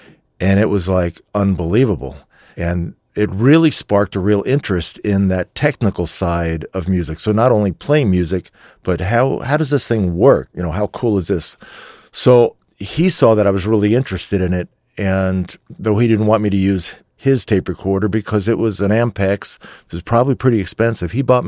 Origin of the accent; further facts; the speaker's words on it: Warren Township, New Jersey, United States; I'm from Warren Township, New Jersey